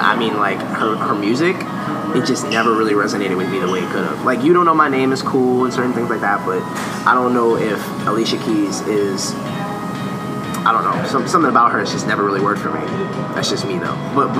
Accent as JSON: {"language": "English", "town": "Harlem", "region": "New York", "country": "United States", "said": "I'm from Harlem."}